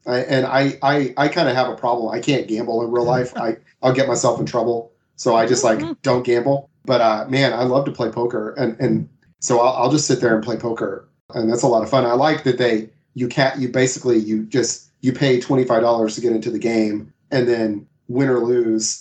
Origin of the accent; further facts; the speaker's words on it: Texas, United States; I am from Texas, in case people can't tell from the way I talk